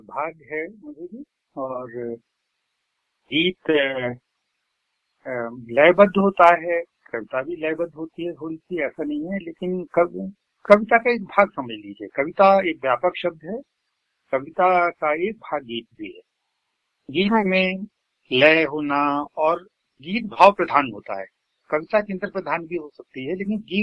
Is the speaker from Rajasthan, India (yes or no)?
no; Uttar Pradesh, India; मेरा जन्म तो मेरे ननिहाल में हुआ लेकिन मैं पढ़ा पूरे उत्तर प्रदेश में बहुत सारी जगह